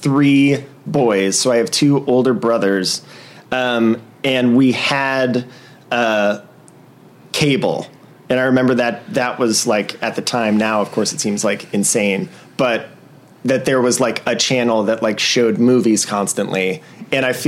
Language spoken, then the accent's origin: English; Los Angeles, California, United States; I grew up in the Valley